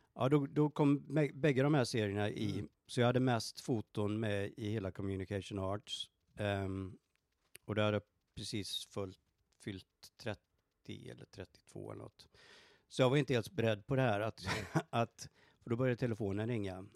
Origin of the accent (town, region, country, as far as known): Borås, Västra Götaland, Sweden; born or raised there; moved away as an adult; also born or lived in Stockholm, Sweden; now in Dallas, United States